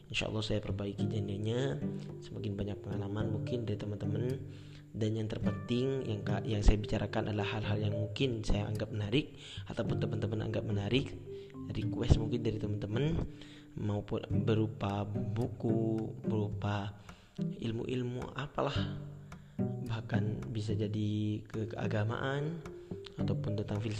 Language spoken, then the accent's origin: Indonesian; Probolinggo, East Java, Indonesia; born there; saya alamat saya di Python, saya lahir di Probolinggo 17 Agustus 1999.